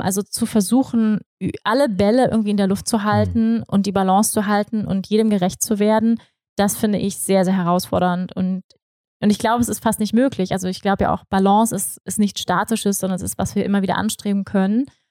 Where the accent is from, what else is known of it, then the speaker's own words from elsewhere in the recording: Germany; moved away; als Deutsche, auch ich